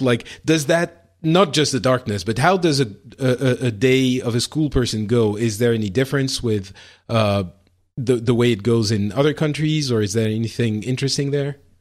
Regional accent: France; in France, we, we don't have that, or at least I didn't when I was growing up

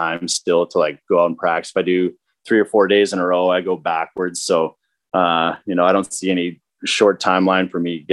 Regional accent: Weyburn, Saskatchewan, Canada; I'm from Weyburn, Saskatchewan

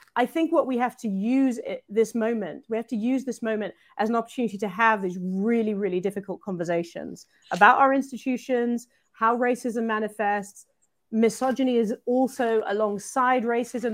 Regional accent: United Kingdom; I'm British

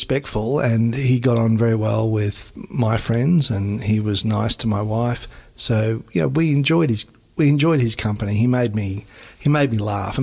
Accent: Queensland, Australia; accent: slow drawl; as a Queenslander, I've got a bit of a slow drawl

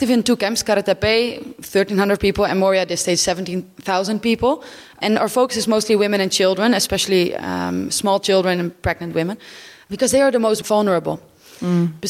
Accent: Friesland, Netherlands; moved away as an adult; now in Lesbos, Greece; I'm from Holland, from a little area in the north called Friesland. 24 years.

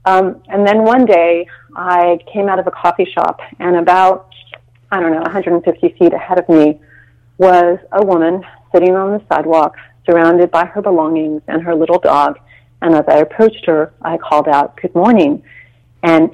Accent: Texas, United States; now in San Francisco, United States; I grew up in Texas in relatively medium-ish town

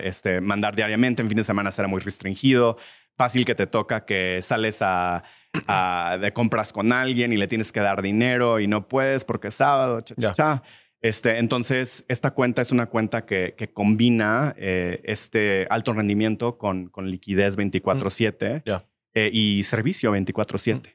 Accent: Mexico; moved away as an adult; also born or lived in United States / Mexico City

